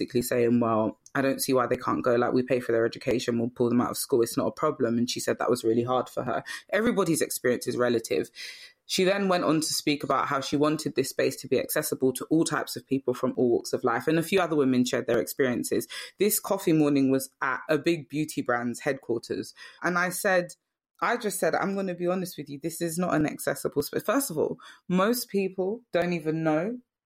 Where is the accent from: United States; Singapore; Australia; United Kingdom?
United Kingdom; London; I lived in Brixton because I was raised there